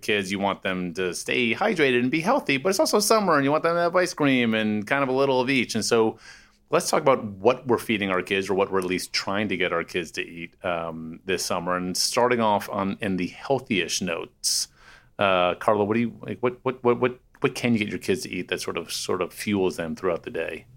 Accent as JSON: {"language": "English", "town": "Washington", "region": "District of Columbia", "country": "United States", "tie": "born or raised there", "said": "for having grown up there"}